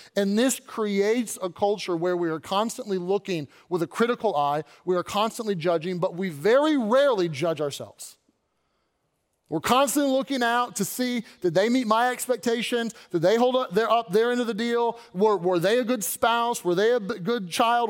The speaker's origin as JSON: {"language": "English", "town": "Louisville", "region": "Kentucky", "country": "United States", "tie": "born or raised there", "moved": "as an adult", "said": "I was born in Louisville, lived my whole life there, born and raised, and then when I went off to college, I, uh, I left"}